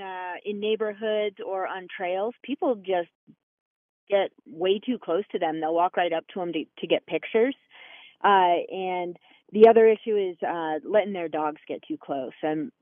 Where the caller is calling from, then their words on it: Colorado, United States; I'm up in Summit County.